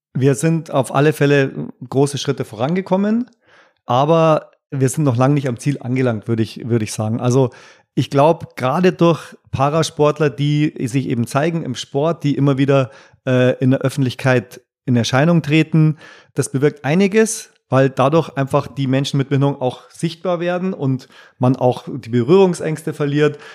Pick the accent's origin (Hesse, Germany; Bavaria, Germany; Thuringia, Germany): Bavaria, Germany; heimatverbunden ist man ja auch ein Stück weit als Bayer